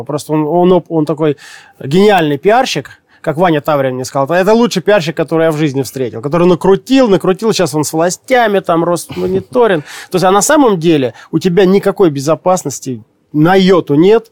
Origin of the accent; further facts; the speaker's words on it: Siberia, Russia; Я тоже сибиряк